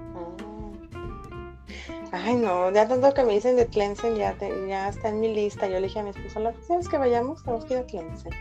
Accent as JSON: {"language": "Spanish", "town": "Guadalajara", "region": "Jalisco", "country": "Mexico", "said": "yo soy de Guadalajara, en México"}